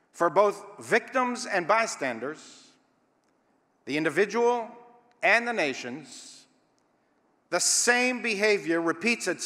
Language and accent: English; Israel; It was and still is the central message that I was taught as a youth growing up in Israel.